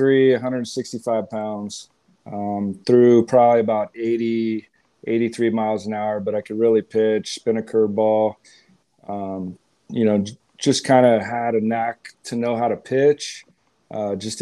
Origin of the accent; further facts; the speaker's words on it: Southern California, United States; also born or lived in Texas; I grew up in Southern California